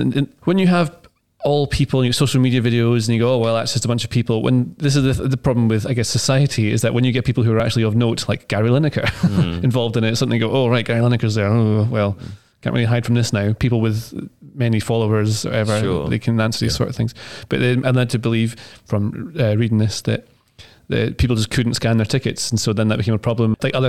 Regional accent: Scotland, United Kingdom; I get to say I'm Scottish

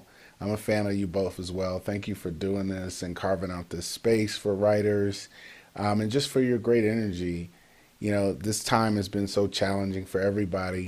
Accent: Detroit, Michigan, United States; moved away; also born or lived in Chicago; born in Detroit, Michigan, to Donald and Patricia Goodwin, who and just grew up around a lot of my family. I mean, all my aunts, uncles, grandmothers, they all were in Detroit

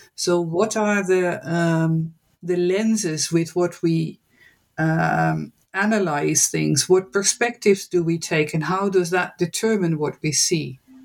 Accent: Netherlands; moved away as an adult; also born or lived in United States / West Africa; I am born and raised in the Netherlands

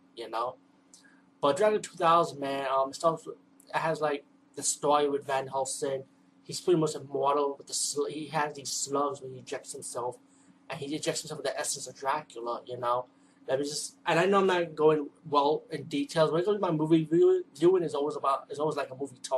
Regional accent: New York City, New York, United States; I'm from the East Coast, from the Bronx of New York

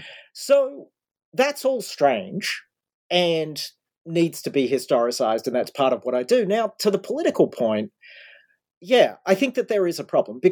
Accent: Australia; now in United States; I grew up in Australia. Now I'm living in the States.

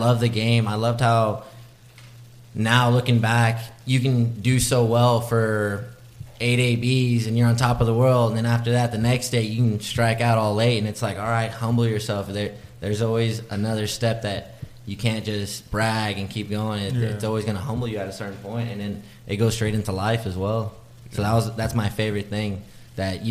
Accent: Austin, Texas, United States; also born or lived in Round Rock, Texas / Morgantown, West Virginia; I'm from Austin, born and raised.

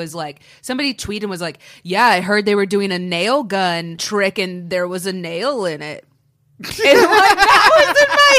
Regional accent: Orange County, California, United States; Because I grew up in Orange County

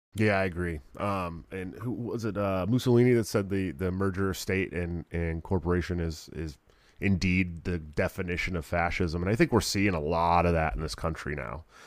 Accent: Bay Area, outside of Oakland, California, United States; now in Iowa, United States; I'm from the Bay Area, California, outside of Oakland.

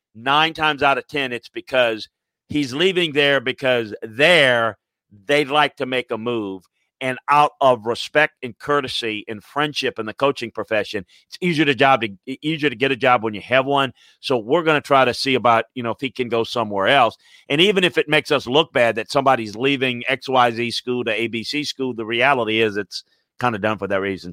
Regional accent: the South, United States; I grew up in the South

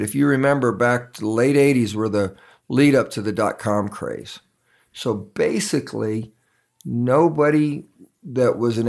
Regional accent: San Antonio, Texas, United States; also born or lived in Germany / Panama; So I'm an Army brat, grew up all over the world, actually. I was born in Germany, lived in Panama in the Canal Zone. Whoop! But we just ended up in San Antonio more often than any other places.

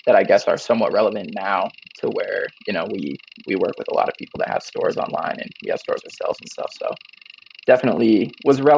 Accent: Mendon, Massachusetts, United States; moved away; I'm actually from Massachusetts originally, from a pretty small town called Mendon

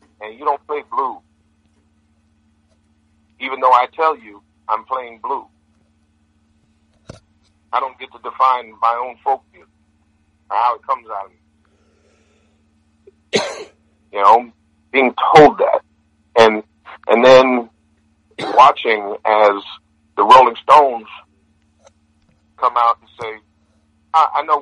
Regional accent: Iowa, United States; I'm from Iowa

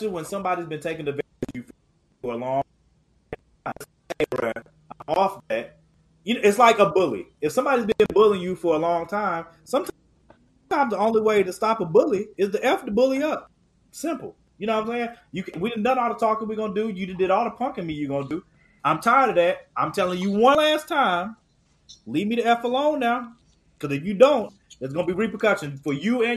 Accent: Durham, North Carolina, United States; I'm from Durham, North Carolina.

